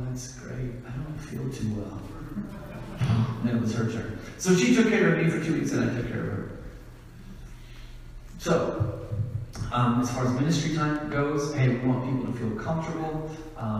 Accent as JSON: {"language": "English", "town": "Ankeny", "region": "Iowa", "country": "United States", "said": "I am from Ankeny, Iowa, just on the north edge of our capital, Des Moines, Iowa."}